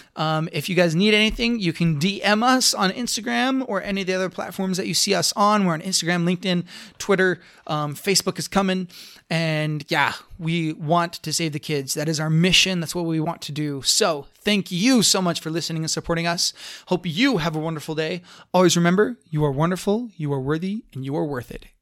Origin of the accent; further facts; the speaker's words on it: Blanding, Utah, United States; I grew up in Blanding, Utah. My little hometown, super, super conservative